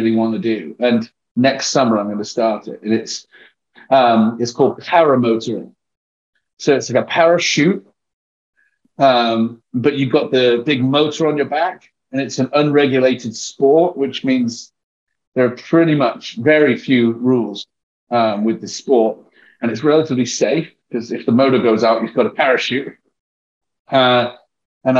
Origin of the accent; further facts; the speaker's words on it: England, United Kingdom; accent: English; first language English; moved away as an adult; also born or lived in Texas; now in United States; I'm from England